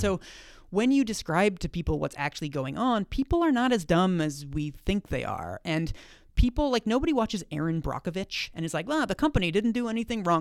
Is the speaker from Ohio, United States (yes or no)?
no; Seattle, Washington, United States; I'm from Seattle